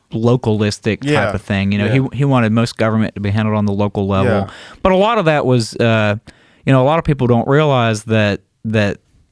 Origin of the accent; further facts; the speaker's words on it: the South, United States; Because, you know, like I'm a Southerner, and when I see someone running without a shirt on, I think, put a shirt on, hippie.